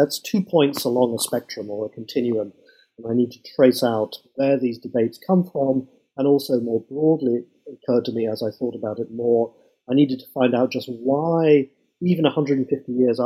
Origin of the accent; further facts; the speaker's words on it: United Kingdom; moved away as an adult; now in United States; I've done everything I can to keep my original accent. As you might tell, I'm not originally an American, but I come from Britain